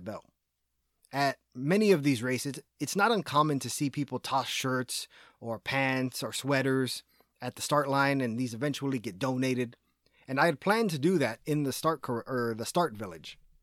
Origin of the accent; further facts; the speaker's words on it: Texas, United States; as a Texan